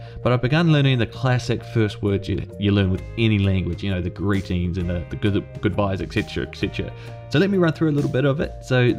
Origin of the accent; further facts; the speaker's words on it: New Zealand; A bit about me, I was born in New Zealand and I've lived here ever since. I don't have any Māori heritage or ancestry as far as I'm aware of, so growing up I had very little interest and input and exposure to Māori language and culture.